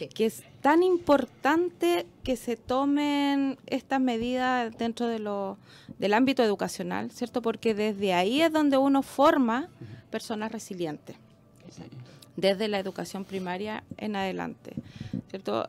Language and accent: Spanish; Chile